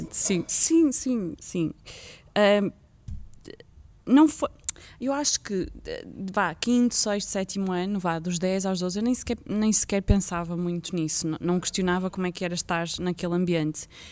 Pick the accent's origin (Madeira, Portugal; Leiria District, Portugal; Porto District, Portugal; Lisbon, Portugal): Porto District, Portugal; Vila Nova de Gaia; eu nasci em Gaia